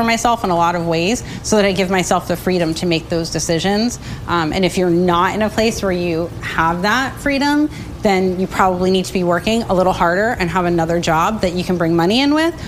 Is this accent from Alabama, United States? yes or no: no; New Jersey, United States; I'm from New Jersey as well